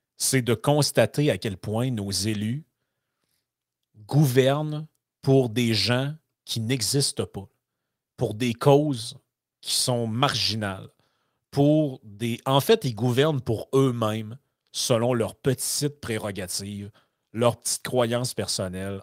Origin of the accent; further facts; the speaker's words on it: Quebec, Canada; par chez nous au Lac-Saint-Jean